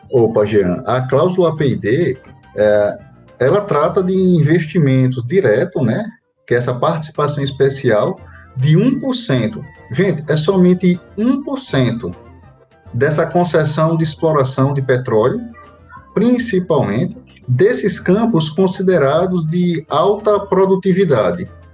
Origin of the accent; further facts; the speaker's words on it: Natal, Rio Grande do Norte, Brazil; eu sou natural do Natal, Rio Grande do Norte, daqui, da nossa bem. terrinha.